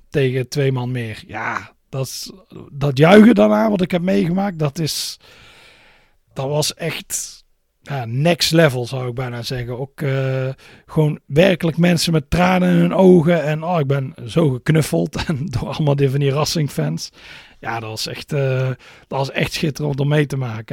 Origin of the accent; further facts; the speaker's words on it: Netherlands; als Nederlander